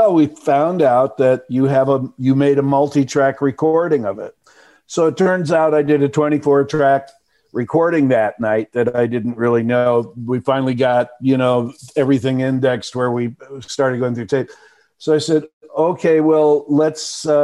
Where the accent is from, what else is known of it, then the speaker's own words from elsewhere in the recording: Dallas, Texas, United States; moved away; also born or lived in Milwaukee, Wisconsin / Chicago / Madison; I was born in Milwaukee, but I moved to Texas when I was five. So I grew up in Dallas